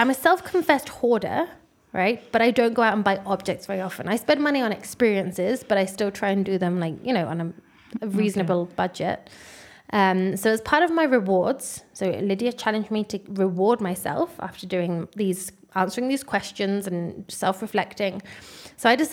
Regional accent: London, United Kingdom; growing up in London

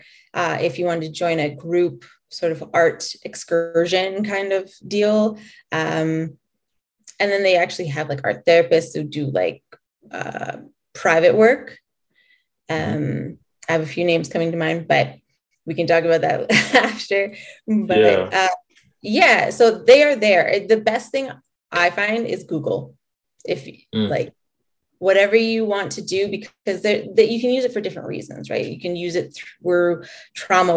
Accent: Calgary, Alberta, Canada; also born or lived in Lethbridge / Coaldale; I was born here in Canada, right here in Calgary, born and raised.

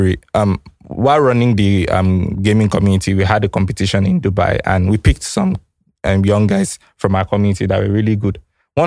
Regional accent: Akwa Ibom, Nigeria; I come from Akwa Ibom, and there are a lot of oil companies there

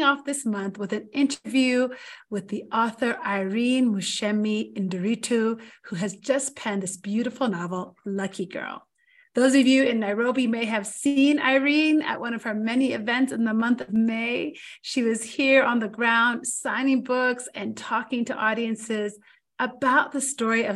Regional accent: South Carolina, United States; also born or lived in Ethiopia / North Dakota; I grew up in the United States after immigrating there as a young child. My parents first landed in North Dakota, of all places, and I spent a majority of my childhood deep in the South. Middle school and high school was in South Carolina for me

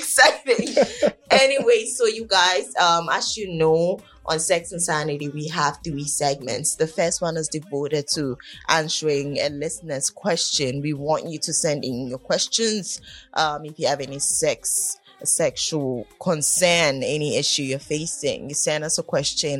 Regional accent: Ghana; We're from Ghana

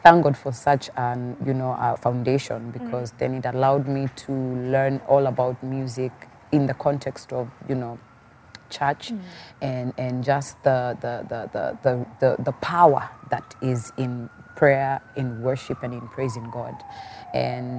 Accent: Machakos, Machakos County, Kenya; Born and raised in Machakos

